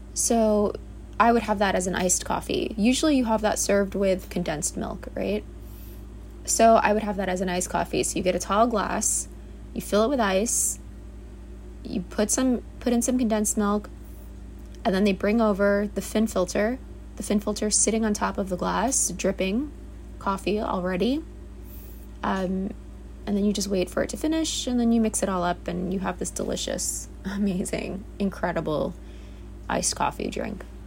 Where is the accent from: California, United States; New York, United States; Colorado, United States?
New York, United States; New York City; I was born and raised in the Bronx, New York.